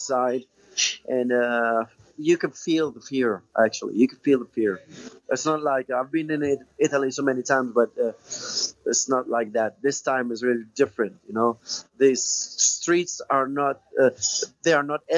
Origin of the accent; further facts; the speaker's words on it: Tunisia; lyrical professors there in my hometown in Tunisia